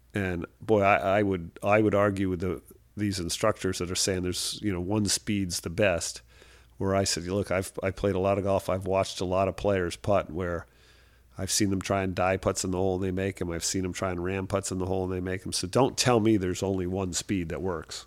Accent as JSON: {"language": "English", "region": "Rhode Island", "country": "United States", "tie": "born or raised there", "said": "I, I grew up in Rhode Island with a, with a father that was a, a golfer"}